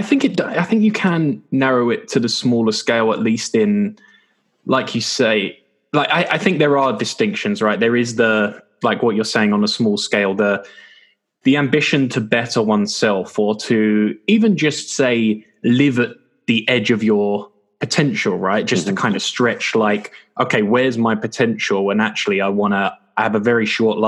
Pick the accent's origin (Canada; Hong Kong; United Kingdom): United Kingdom; England; we're English. So, you know, in England